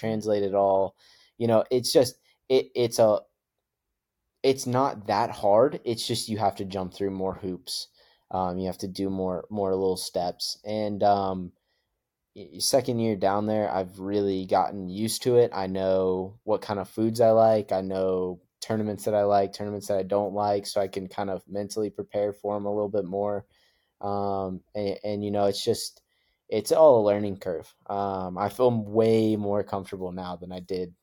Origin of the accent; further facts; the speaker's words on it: Idaho, United States; growing up in Idaho and, and going through all of that. So uh, we moved there when I was little